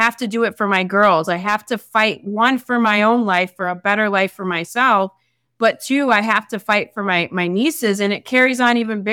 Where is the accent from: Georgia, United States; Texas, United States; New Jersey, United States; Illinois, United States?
Illinois, United States; Chicago; moved away; my family, I come from Chicago. I come from the hood.